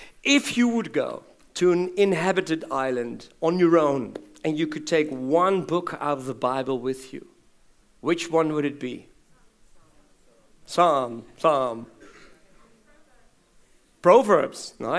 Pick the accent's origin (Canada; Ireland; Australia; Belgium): Belgium; born there; And I was born in Belgium as a mission kid.